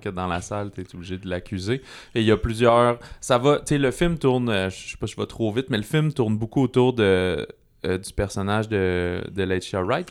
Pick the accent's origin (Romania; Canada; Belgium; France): Canada; en tant que Canadien